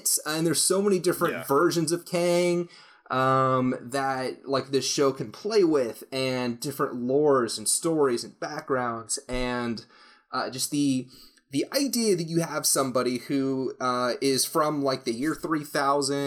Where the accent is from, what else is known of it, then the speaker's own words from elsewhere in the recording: United States; as an American